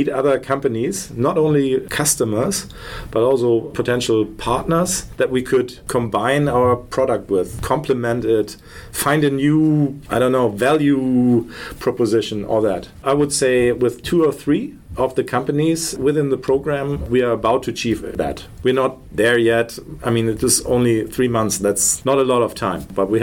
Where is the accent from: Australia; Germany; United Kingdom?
Germany; We're from Germany.